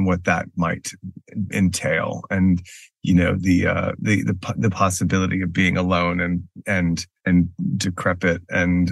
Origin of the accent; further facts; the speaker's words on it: Texas, United States; moved away; also born or lived in Houston / Dallas / New York; I grew up in Texas. I'm from I was born in the Houston area, mm-hmm. and my mother, also born in Houston, raised in Houston, lived in Houston a lot of her life. We later moved to the Dallas area